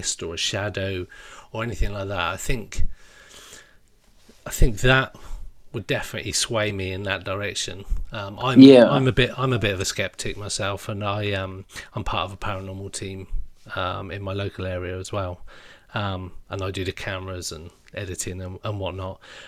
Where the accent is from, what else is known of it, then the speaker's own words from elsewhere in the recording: Oxford, South East England, United Kingdom; I'm from Oxford or near Oxford